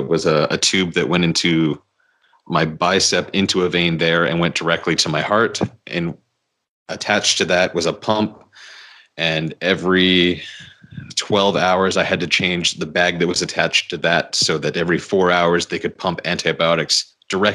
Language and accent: English; Victoria, British Columbia, Canada; my hometown of Victoria